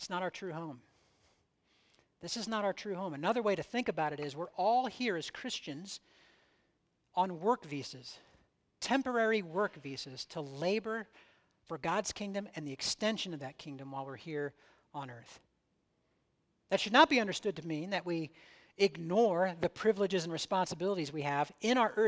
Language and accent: English; United States; I was born in the United States. I'm a citizen of the United States. I speak, think, and act like someone from the United States in many, many ways